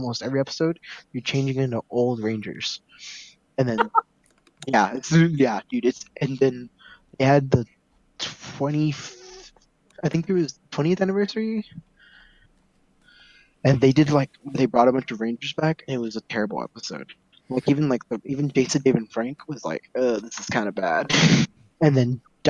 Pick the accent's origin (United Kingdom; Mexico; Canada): Mexico; I grew up in Mexico